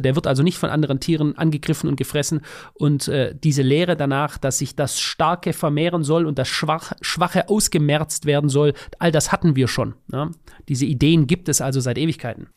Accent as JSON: {"language": "German", "country": "Germany", "said": "bei uns in Deutschland"}